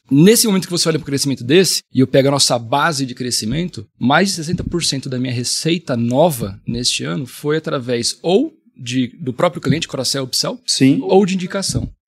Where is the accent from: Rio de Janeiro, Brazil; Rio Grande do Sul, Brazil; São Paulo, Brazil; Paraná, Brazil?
São Paulo, Brazil; Marília; accent: caipira; moved away as an adult; also born or lived in Barueri, São Paulo; Eu sou de Marília, interior